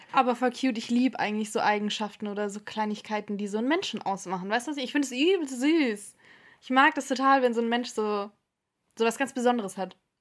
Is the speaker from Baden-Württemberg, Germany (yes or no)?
yes; near Stuttgart, Baden-Württemberg, Germany; ich bin 23 Jahre alt und wir kommen beide aus der Nähe von Stuttgart